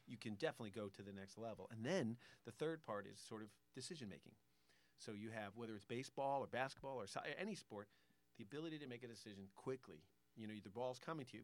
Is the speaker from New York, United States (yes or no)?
no; Connecticut, United States; I grew up in Connecticut